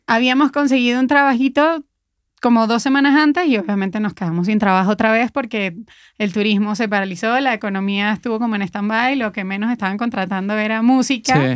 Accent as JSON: {"language": "Spanish", "country": "Venezuela", "also_born_or_lived": "Querétaro, Mexico", "moved": "as an adult", "lives_now": "Mexico City, Mexico", "said": "Cuando llegamos acá, pues veníamos de Venezuela"}